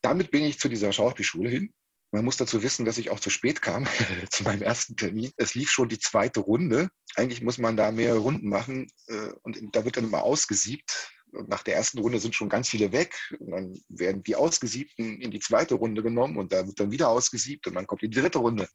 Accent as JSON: {"language": "German", "town": "Halle", "region": "Saxony-Anhalt", "country": "Germany", "tie": "born or raised there", "moved": "as an adult", "lives_now": "Paderborn, Germany", "said": "in der Stadt wo ich groß geworden bin, in Halle an der Saale"}